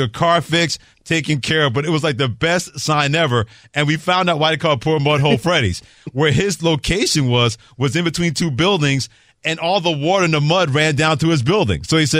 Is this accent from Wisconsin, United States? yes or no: no; New York City, New York, United States; I grew up in Lawton, New York